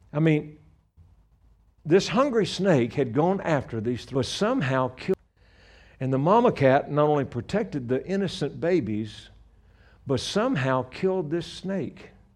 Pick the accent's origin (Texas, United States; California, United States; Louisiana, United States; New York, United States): Louisiana, United States; moved away as an adult; now in Colorado, United States; I'm from Louisiana originally. We've been living in Colorado for 35, well, no, 36 years